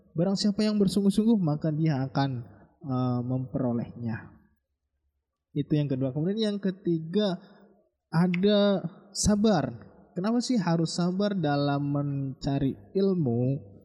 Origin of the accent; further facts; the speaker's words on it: Java, Indonesia; kita orang Jawa